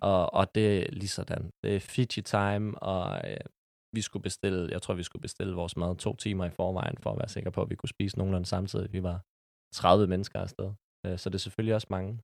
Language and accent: Danish; Copenhagen, Capital Region of Denmark, Denmark; Jeg er 25 år og er født og opvokset på Amager.